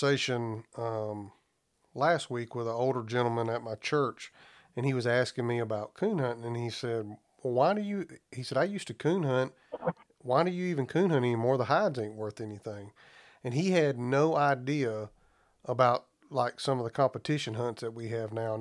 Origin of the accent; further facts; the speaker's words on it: Alabama, United States; moved away; I'm from Alabama originally